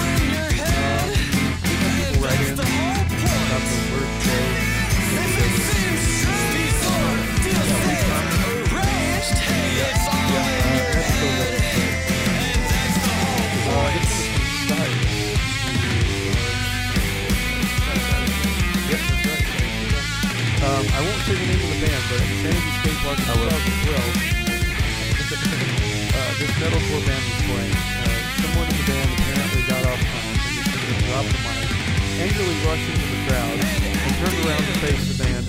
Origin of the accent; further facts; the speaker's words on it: Paraguaná Peninsula, Falcón, Venezuela; moved away; where I grew up in Venezuela was a peninsula, La Península de Paraguaná, en el Estado Falcón